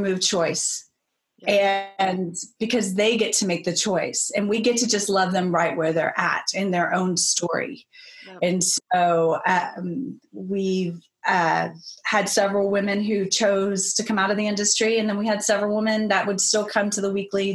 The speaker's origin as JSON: {"language": "English", "region": "Texas", "country": "United States", "also_born_or_lived": "Colorado / Chicago", "moved": "as an adult", "said": "I'm originally from Texas."}